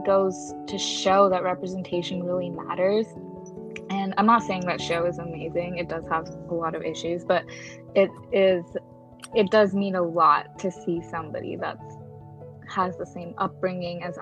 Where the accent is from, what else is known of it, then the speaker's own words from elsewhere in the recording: United States; for Shree and I, growing up in America as first generation South Asian kids